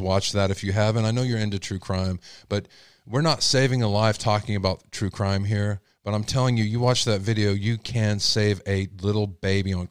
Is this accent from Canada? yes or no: no; Texas, United States; I'm from Texas.